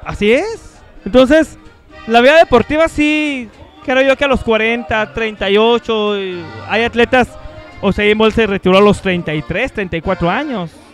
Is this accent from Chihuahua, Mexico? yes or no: yes; Chihuahua, Mexico; Yo soy el, eh, de Chihuahua